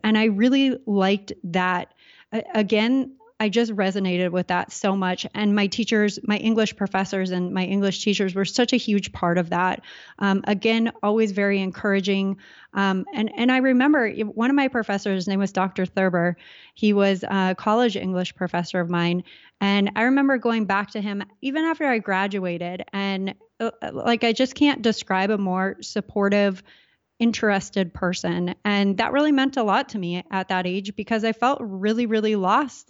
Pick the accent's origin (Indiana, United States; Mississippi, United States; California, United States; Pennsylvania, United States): California, United States; Southern; I grew up in Southern California